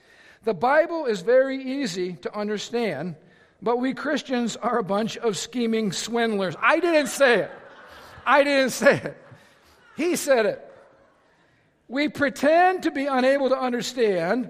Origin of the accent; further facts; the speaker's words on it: Lake County, Indiana, United States; I was raised right here in Lake County, Indiana. I'm a region rat.